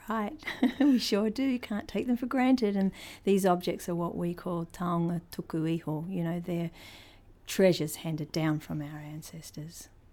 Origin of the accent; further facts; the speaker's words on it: Christchurch, Canterbury, New Zealand; moved away; also born or lived in Te Kuiti, North Island; I was born in Christchurch, but my tribal affiliations are to the middle of the North Island